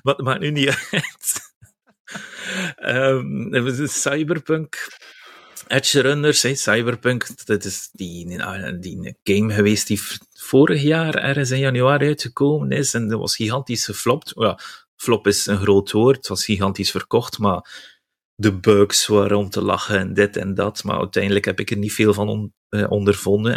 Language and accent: Dutch; West Flanders, Belgium; now in Ghent, Belgium; ik ben West-Vlaming, ik woon wel in Gent